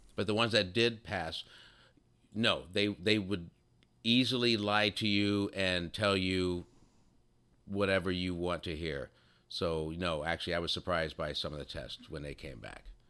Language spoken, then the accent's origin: English; Texas, United States; I'm from Texas.